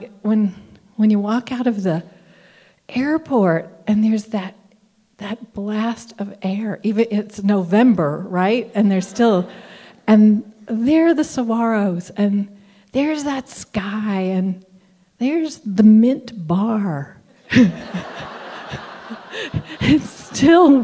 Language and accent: English; Southern Appalachia, United States; moved away as an adult; also born or lived in Tucson, Arizona; I grew up in Southern Appalachia